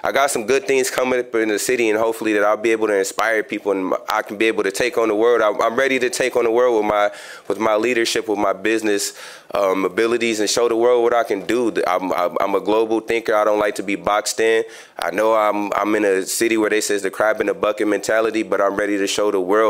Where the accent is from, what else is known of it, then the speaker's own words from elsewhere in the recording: Chicago, Illinois, United States; now in Grand Rapids, United States; I just came back from Chicago, my hometown.